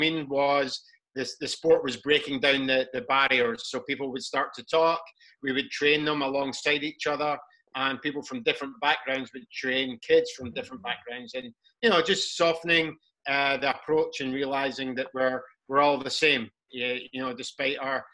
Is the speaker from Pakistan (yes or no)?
no; Scotland, United Kingdom; I'm from Scotland